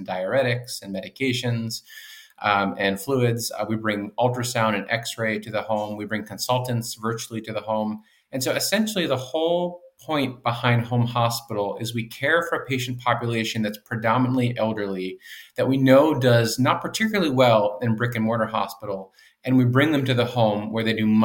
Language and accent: English; Boston, Massachusetts, United States; I grew up in the Boston area